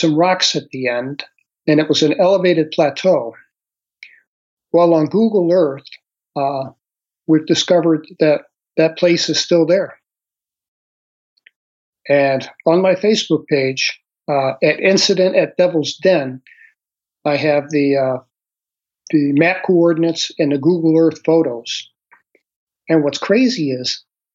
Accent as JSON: {"language": "English", "town": "St. Louis", "region": "Missouri", "country": "United States", "tie": "born or raised there", "moved": "as an adult", "said": "I grew up in St. Louis City."}